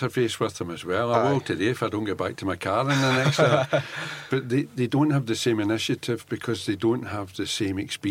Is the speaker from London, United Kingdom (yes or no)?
no; Possilpark, Scotland, United Kingdom; I was born in Postle Park.